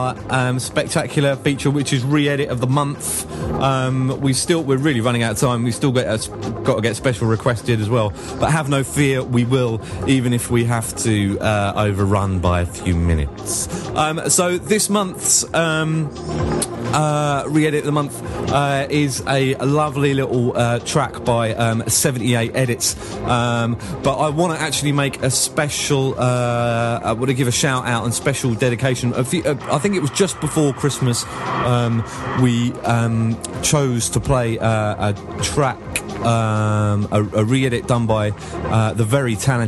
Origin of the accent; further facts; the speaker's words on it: Australia; now in London, United Kingdom; Skype because I live in London now, but I'm an Australian native.